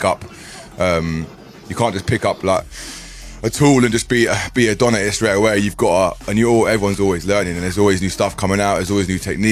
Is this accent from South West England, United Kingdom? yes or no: no; Bedford, East of England, United Kingdom; I'm from Bedford. I live in Bedford. I lived it all my life